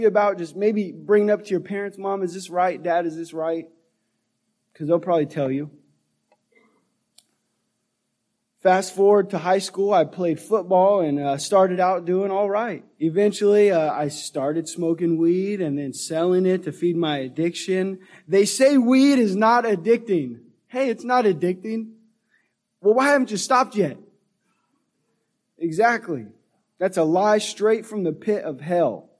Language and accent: English; Sacramento, California, United States; I grew up in Antelope and North Highlands and kind of on McClellan Bay, so kind of right here in the northern Sacramento area